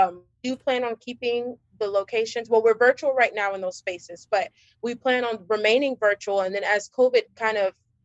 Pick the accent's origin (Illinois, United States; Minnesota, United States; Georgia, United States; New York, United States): Georgia, United States; I'm actually from Georgia, born and raised, I'm a Georgia peach